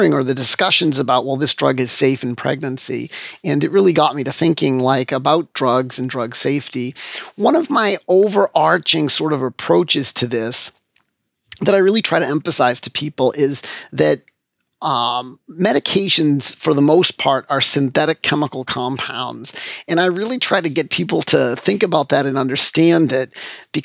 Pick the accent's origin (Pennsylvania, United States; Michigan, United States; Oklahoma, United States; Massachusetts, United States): Massachusetts, United States; Framingham; in my hometown, I take care of patients at the hospital where I was born, which is a real pleasure for me. It's really great to be, you know, active in my hometown, my home community where I grew up, where I was born and raised.